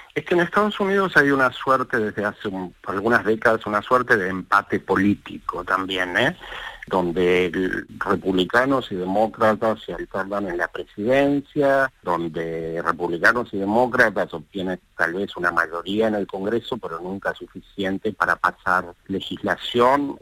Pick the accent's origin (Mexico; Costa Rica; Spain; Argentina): Argentina; Rosario, Santa Fe; moved away as an adult; now in New York, United States; me siento, por supuesto, rosarino, rosarino de siempre